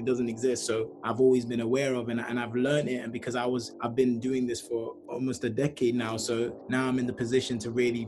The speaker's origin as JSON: {"language": "English", "country": "Nigeria", "said": "I'm Black, I'm Nigerian"}